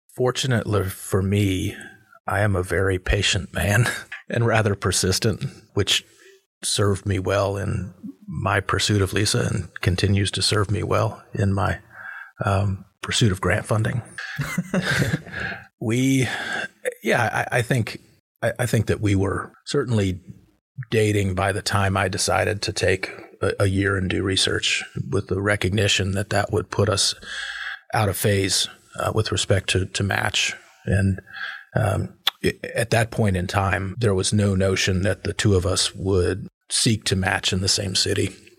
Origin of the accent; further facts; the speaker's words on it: Chapel Hill, North Carolina, United States; also born or lived in Southern California / Seattle; I grew up in Chapel Hill